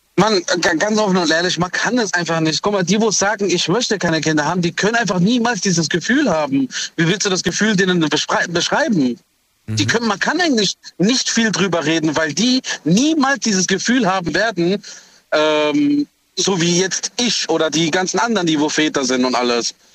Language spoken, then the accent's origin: German; Heidelberg, Baden-Württemberg, Germany; ich bin aus Heidelberg